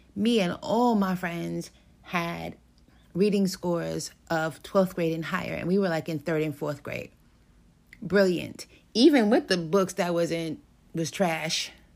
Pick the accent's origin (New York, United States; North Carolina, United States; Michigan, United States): New York, United States; New York City; I grew up in New York City.